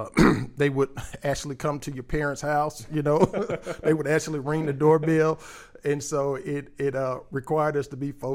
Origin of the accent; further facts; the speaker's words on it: Dallas, Texas, United States; Yeah, so we're products of Oak Cliff, Dallas, nice. Born and raised, attended David W. Carter High School in Oak Cliff